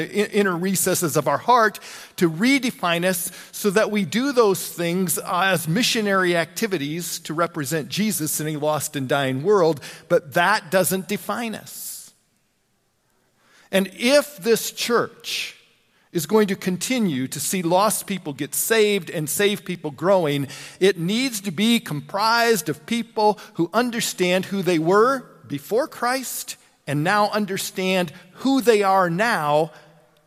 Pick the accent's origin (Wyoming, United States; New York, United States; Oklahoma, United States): Wyoming, United States; LaGrange; moved away; also born or lived in Mitchell; I grew up over in LaGrange, Wyoming